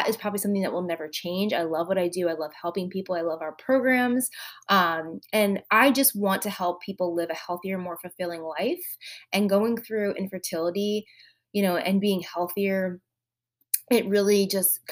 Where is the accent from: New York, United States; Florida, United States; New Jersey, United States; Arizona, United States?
New Jersey, United States; moved away as an adult; now in Outer Banks, North Carolina, United States; We are originally from New Jersey.